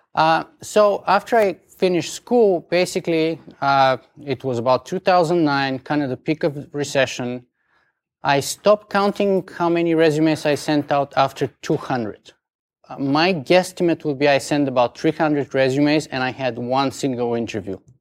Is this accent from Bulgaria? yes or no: yes; Bulgaria; accent: strong Bulgarian; English is a second language; moved away as an adult; now in Canada; English is not my first language. I have a strong Bulgarian accent